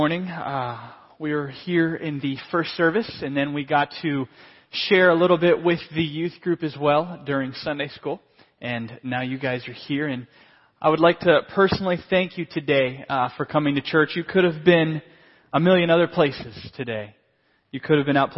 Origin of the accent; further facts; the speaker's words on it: Pennsylvania, United States; I was born in Pennsylvania to a pastor and his wife, my mom and dad. They were pastors of a small church in central Pennsylvania.